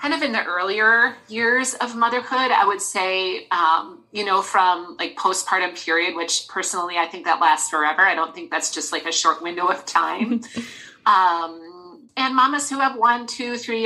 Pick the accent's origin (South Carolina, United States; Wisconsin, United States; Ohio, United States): Wisconsin, United States; also born or lived in Des Moines, Iowa; now in Minnesota, United States; I'm originally from Wisconsin, so I'm a cheesehead at heart